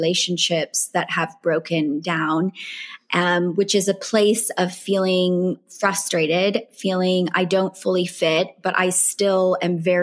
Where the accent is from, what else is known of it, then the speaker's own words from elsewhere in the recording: United States; accent: American; moved away as an adult; now in California, United States; churches I'd grown up with in the States